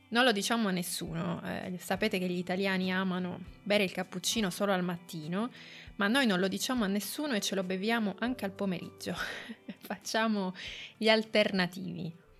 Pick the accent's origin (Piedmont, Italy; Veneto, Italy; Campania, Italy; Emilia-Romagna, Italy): Piedmont, Italy; Turin; Torino che è la città in cui io sono nata, non è la città in cui io ho vissuto, io ho vissuto fuori Torino, in campagna, ma ho lavorato e studiato a Torino per moltissimi anni